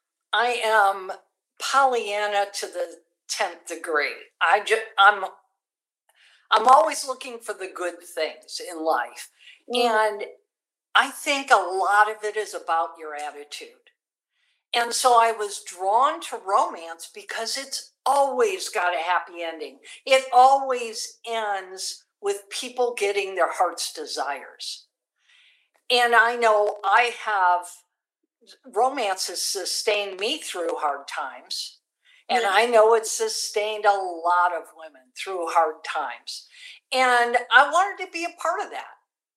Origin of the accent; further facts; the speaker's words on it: San Antonio, Texas, United States; And it was right here in San Antonio that year. So it was my home state, so I didn't even have to fly in.